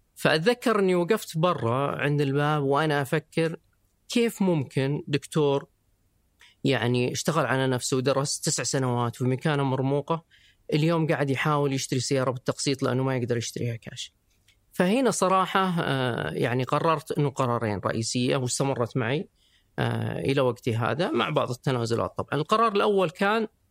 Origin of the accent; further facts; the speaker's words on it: Riyadh, Riyadh Province, Saudi Arabia; also born or lived in Dubai; انا طبعا من مواليد الرياض